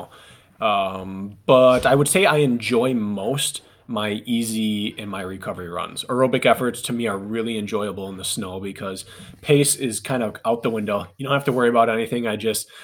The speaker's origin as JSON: {"language": "English", "region": "Wisconsin", "country": "United States", "tie": "born or raised there", "said": "I'm from Wisconsin. So we kind of grew up doing this."}